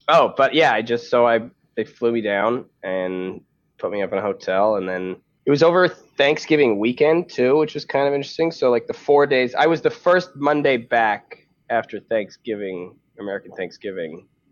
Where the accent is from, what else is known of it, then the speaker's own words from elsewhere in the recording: Canada; moved away as an adult; now in United States; as a Canadian